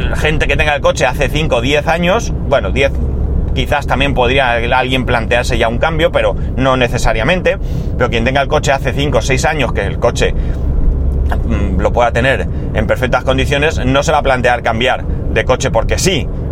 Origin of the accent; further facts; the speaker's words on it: Alicante, Valencian Community, Spain; yo recuerdo de pequeño que en Alicante estaba el tranvía, el tranvía recorría toda la ciudad